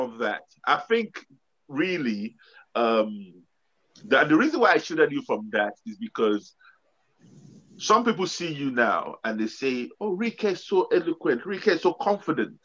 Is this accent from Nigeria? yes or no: yes; Nigeria; moved away as an adult; now in United Kingdom; growing up in Nigeria, I left Nigeria when I was 19. So I grew up in Nigeria.